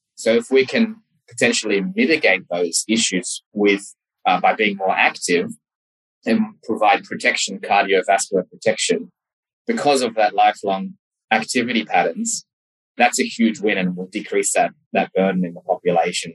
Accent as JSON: {"language": "English", "town": "Sydney", "region": "New South Wales", "country": "Australia", "also_born_or_lived": "Memphis, United States", "said": "I'm from Sydney, Australia."}